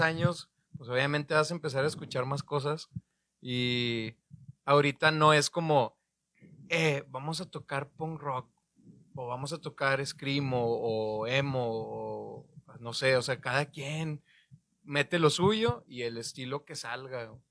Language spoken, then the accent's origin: Spanish; Torreón, Coahuila, Mexico; now in Monterrey, Mexico; yo soy de Torreón, todos ellos son de Monterrey, llegué a vivir yo aquí en el 2008